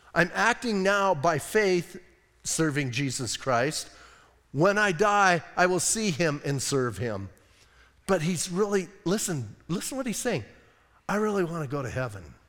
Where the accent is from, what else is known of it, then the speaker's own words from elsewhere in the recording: Bisbee, Arizona, United States; I'm from Bisbee